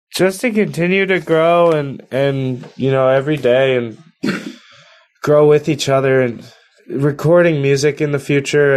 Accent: Spring Lake, New Jersey, United States; I grew up in the Jersey Shore in, in Spring Lake, New Jersey

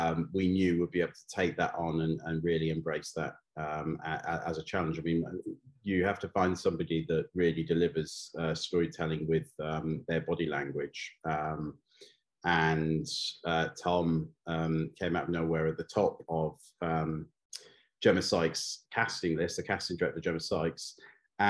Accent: North Wales, United Kingdom; when I was a kid growing up in North Wales.

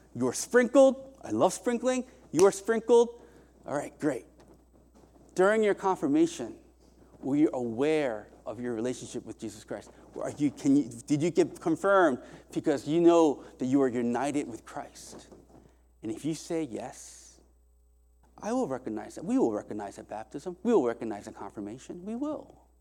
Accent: South Korea; moved away; also born or lived in Indiana, United States; I was raised in Korea in, by way of Indiana to here

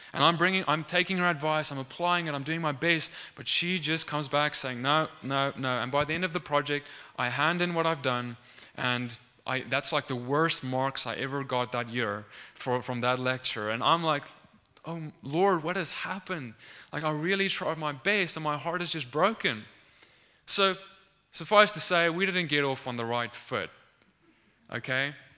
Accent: South Africa; moved away; I'm from South Africa, for, uh, for those of you who don't know. I studied at the University of Pretoria

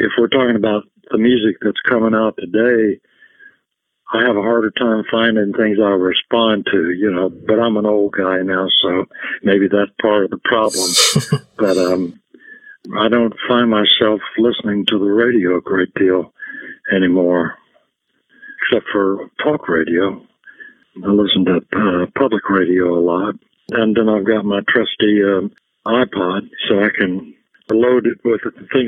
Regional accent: Memphis, Tennessee, United States; also born or lived in North Little Rock, Arkansas; I grew up in Memphis

